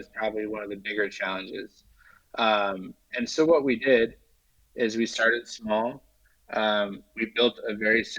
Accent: Washington, United States; moved away; also born or lived in Los Angeles; I'm from Washington State

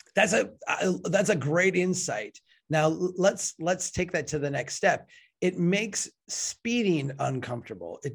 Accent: Minnesota, United States; I'm from Minnesota

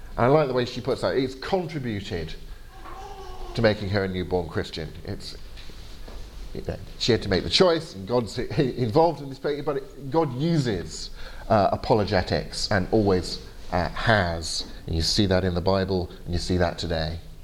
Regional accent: England, United Kingdom; my fault for being English

